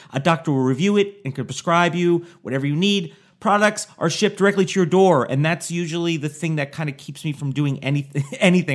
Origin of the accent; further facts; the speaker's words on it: Newburgh, New York, United States; also born or lived in New Jersey; Born in New Jersey, and at ten, I moved to, uh, New York, but I moved to Orange County, New York, near Poughkeepsie.